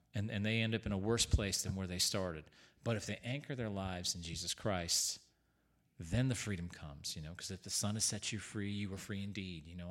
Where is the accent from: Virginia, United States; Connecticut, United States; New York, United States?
Connecticut, United States; Newington; Growing up in Newington, Connecticut